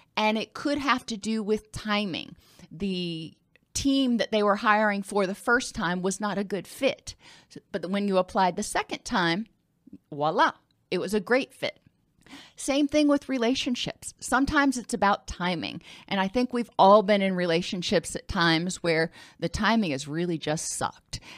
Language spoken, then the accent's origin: English; the South, United States; I'm from the South